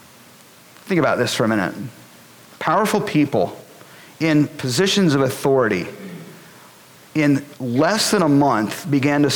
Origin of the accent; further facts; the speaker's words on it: Boulder, Colorado, United States; moved away as an adult; I'm from Boulder, Colorado